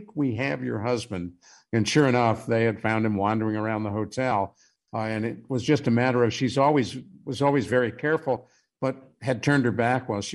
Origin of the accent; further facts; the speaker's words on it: Cleveland, Ohio, United States; I grew up in Cleveland, just a little ways north of Athens